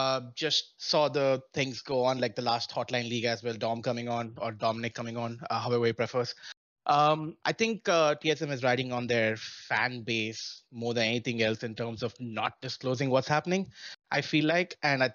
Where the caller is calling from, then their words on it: Melbourne, Florida, United States; Hey, I'm calling from Melbourne, Florida.